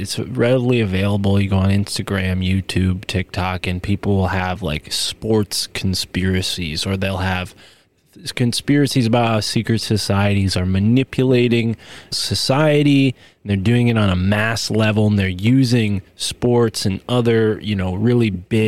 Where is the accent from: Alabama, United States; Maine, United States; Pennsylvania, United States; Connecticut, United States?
Connecticut, United States; born or raised there